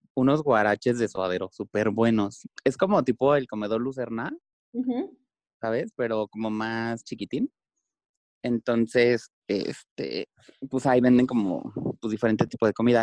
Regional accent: Mexico; soy, soy mexicano

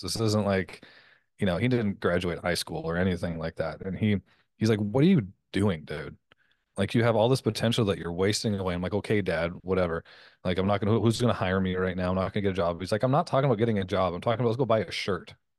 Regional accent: Canada; moved away as an adult; also born or lived in Las Vegas; I'm Canadian

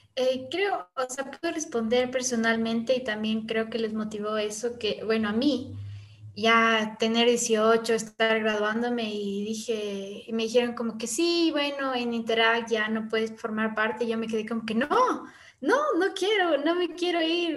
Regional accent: Quito, Pichincha, Ecuador; nos formamos aquí en Quito, precisamente en el Valle de los Chillos

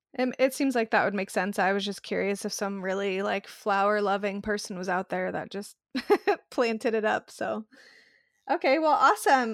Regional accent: Arizona, United States; moved away; I grew up in the desert. I'm from Arizona originally

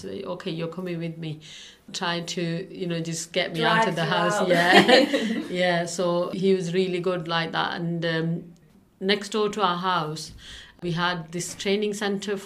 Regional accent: Pakistan; English is a second language; moved away as an adult; now in Rochdale, United Kingdom; Even in Pakistan at home, we didn't go out that much.

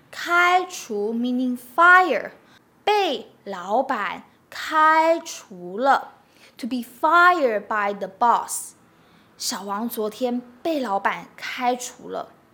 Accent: Taiwan; Since I'm from Taiwan

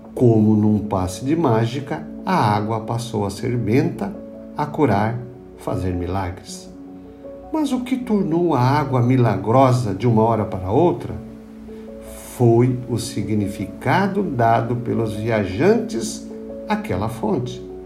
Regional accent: Nova Veneza, Santa Catarina, Brazil; No Morro do Caravaggio, em Nova Veneza, onde cresci

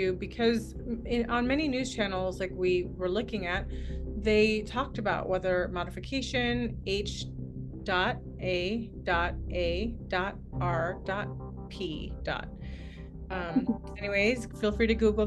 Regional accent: Palo Alto, California, United States; I'm from Palo Alto, and San Francisco is my stomping grounds

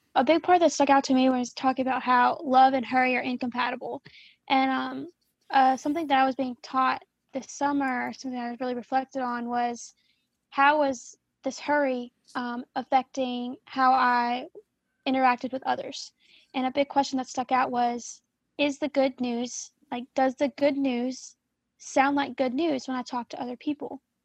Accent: Louisiana, United States; I am a junior now at Baylor and I am from Louisiana

